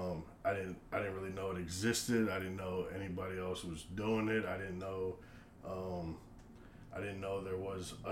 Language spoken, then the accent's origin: English; Rockville, Maryland, United States; moved away as an adult; now in Virginia, United States; I was born and raised and lived basically in the same house for almost 25 years in Rockville, Maryland